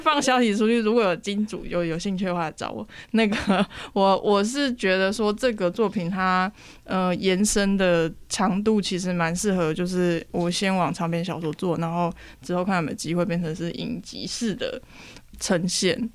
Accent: Taiwan; 以我台湾人的这个存在跟身份

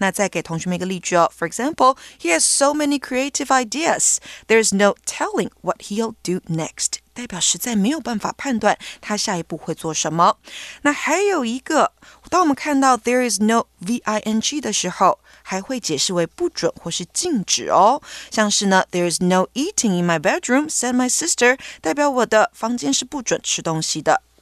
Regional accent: China; first language Mandarin Chinese; English is a second language; Of course, my mother tongue, Mandarin Chinese

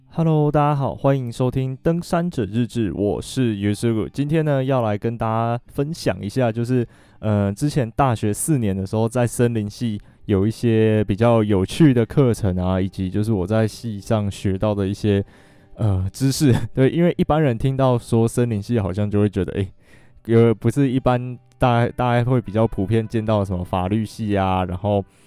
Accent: Alishan, Chiayi County, Taiwan; 我真的是从小就住在阿里山

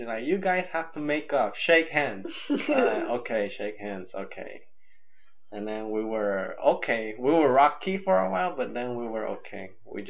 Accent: Nicaragua; also born or lived in Honduras / Guatemala; I grew up in Nicaragua, but I wouldn't say, if they want to know the specifics, I'll say, "Yeah, I grew up 3 years in Honduras, 3 years in Guatemala, and 11 years."

